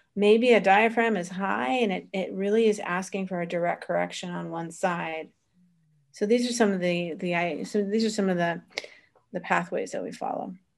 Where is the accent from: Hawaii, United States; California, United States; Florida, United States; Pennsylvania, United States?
Florida, United States; moved away as an adult; also born or lived in Vermont / Boston; now in Italy; originally born in Vermont, raised in, uh, Florida, college in Boston.